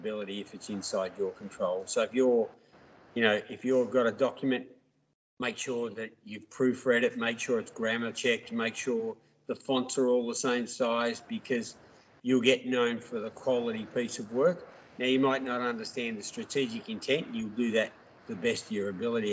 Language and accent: English; Melbourne, Victoria, Australia; also born or lived in New York; I grew up in Melbourne